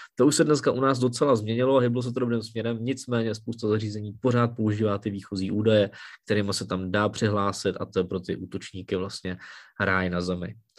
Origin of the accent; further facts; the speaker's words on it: Czechia; u nás v Čechách